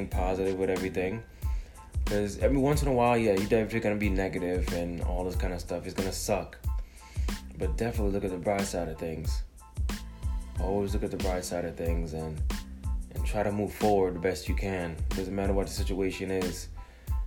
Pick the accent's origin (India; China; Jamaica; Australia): Jamaica; now in United States; I was born in Jamaica, you know, a third world country, island, whatever you want to call it, came to America